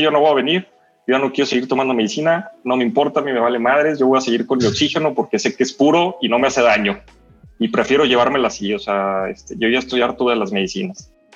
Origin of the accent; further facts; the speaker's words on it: León, Guanajuato, Mexico; soy de León, Guanajuato, en México